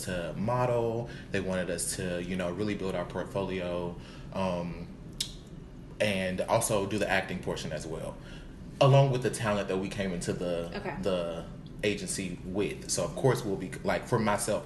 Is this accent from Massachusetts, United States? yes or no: no; Alexandria, Louisiana, United States; moved away as an adult; now in Houston, United States; I'm from Louisiana. A small town, Alexandria, Louisiana.